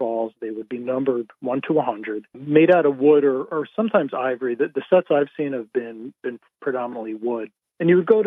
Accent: New Jersey, United States; now in St. Petersburg, United States; I grew up in New Jersey

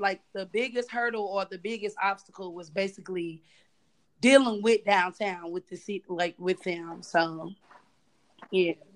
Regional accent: North Carolina, United States; now in St. Louis, United States; I grew up in North Carolina

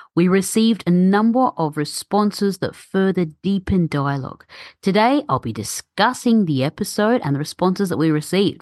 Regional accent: Australia; born and raised in Australia, but my parents are from Egypt and I speak Arabic

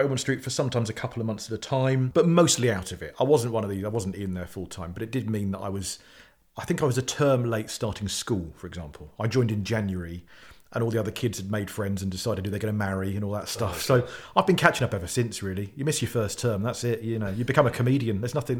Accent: South West England, United Kingdom; born there; And I was born in Cornwall in the late 70s.

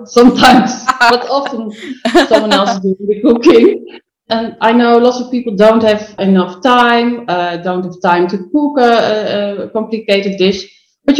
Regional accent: Netherlands; English is a second language; I'm from Holland. I'm not from England

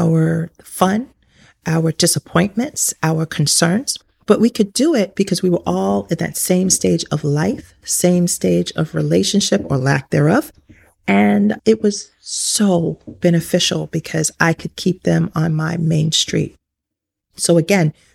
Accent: New York City, New York, United States; I grew up in New York City

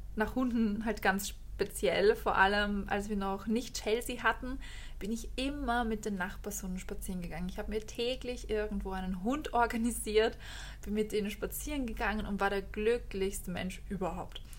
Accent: Austria; wie man bei uns in Österreich sagt

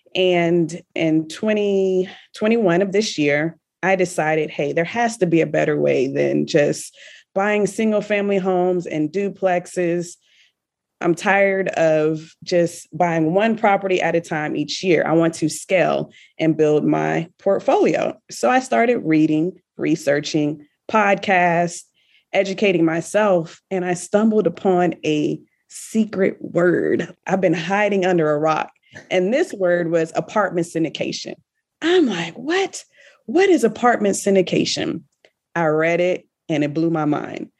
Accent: Richmond, Virginia, United States; moved away as an adult; now in Kuwait; I am originally from Richmond, Virginia

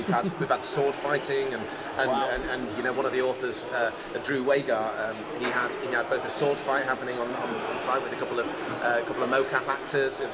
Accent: Sheffield, Yorkshire and the Humber, United Kingdom; now in East Yorkshire, United Kingdom; I'm from Sheffield originally, but I've been living in East Yorkshire for the last 20 or 30 years.

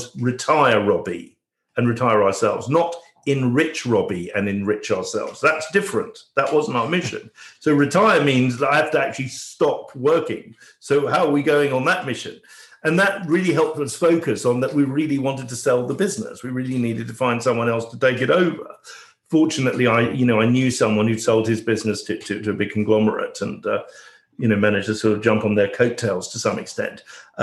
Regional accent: England, United Kingdom; I was born in England, but my parents came from Canada. I was very much a first generation person here.

